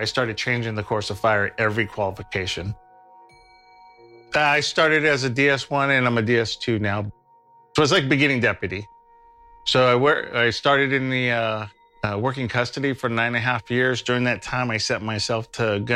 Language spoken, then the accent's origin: English; Stockton, California, United States; I was born in Stockton, kind of like South Stockton, like Charterway, Mariposa area